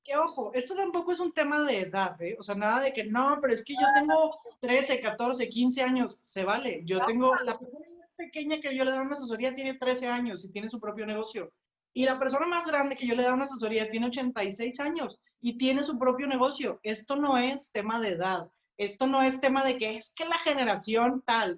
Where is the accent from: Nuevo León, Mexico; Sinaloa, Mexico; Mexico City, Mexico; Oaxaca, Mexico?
Nuevo León, Mexico; Monterrey; nosotros somos de Monterrey, estamos aquí en, México, es nuestro país